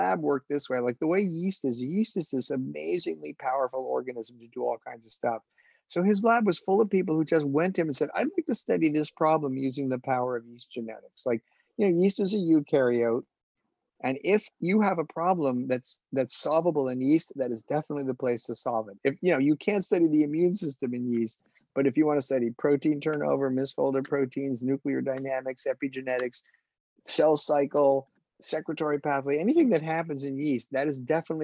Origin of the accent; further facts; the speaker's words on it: New York, United States; moved away; my people are all from New York. I'm from New York.